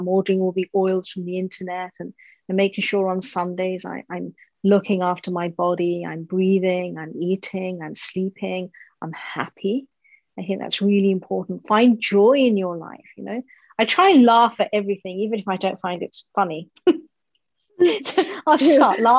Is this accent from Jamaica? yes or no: no; United Kingdom; I'm British Indian